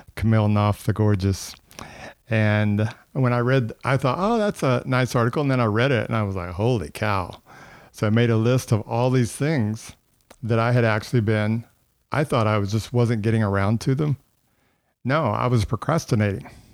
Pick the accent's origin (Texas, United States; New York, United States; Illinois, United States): Texas, United States; I'm from Texas.